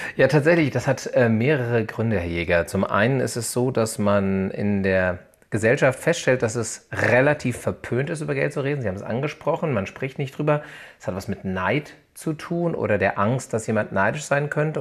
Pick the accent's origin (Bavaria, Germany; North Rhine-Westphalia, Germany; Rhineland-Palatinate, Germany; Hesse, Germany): Hesse, Germany; Hanau; ich bin geboren in der Gebrüder Grimm Hanau, bin hier äh, mehrheitlich aufgewachsen und lebe hier in der Nähe von Frankfurt am Main